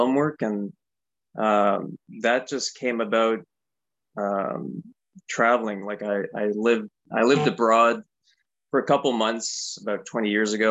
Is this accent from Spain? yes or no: no; Canada; living as a Canadian in Canada